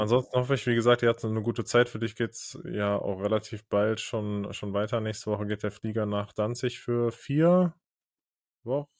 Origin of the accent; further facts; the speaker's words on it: North Rhine-Westphalia, Germany; moved away; Als man noch in NRW gewohnt hat